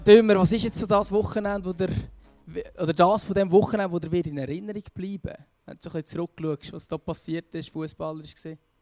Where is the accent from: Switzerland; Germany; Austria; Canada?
Switzerland; bei uns in der Schweiz